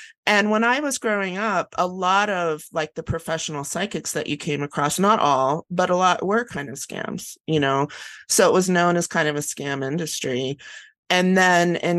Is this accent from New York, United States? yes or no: no; Ohio, United States; I grew up in Ohio, and it was a Dutch German type heritage